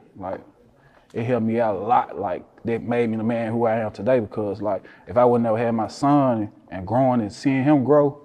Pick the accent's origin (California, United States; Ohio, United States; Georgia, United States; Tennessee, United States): Tennessee, United States; Memphis; I'm from South Memphis originally, but I'm an East Memphis now